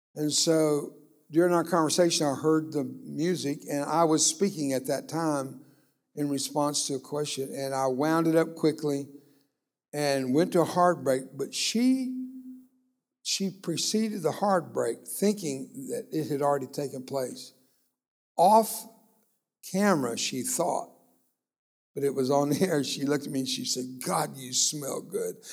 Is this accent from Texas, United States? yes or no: yes; Brownsville, Texas, United States; first language Spanish; English is a second language; also born or lived in McAllen, Texas; I grew up down in Brownsville, Texas. That's a little ways from here, but not that far. And I was born in McAllen